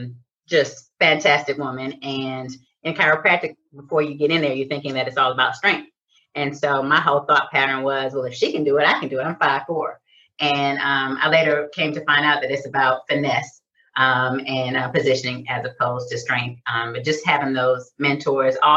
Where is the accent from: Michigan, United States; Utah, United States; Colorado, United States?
Michigan, United States; Detroit; I'm from Detroit, so Michigan